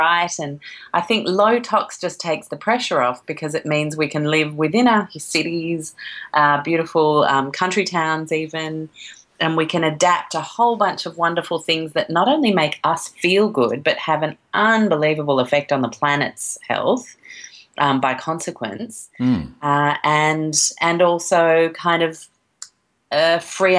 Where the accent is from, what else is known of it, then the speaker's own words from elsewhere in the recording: Sydney, New South Wales, Australia; also born or lived in London, United Kingdom / Chicago, United States; From the mid-70s we moved here in Sydney, 1980, and I've been here all my life.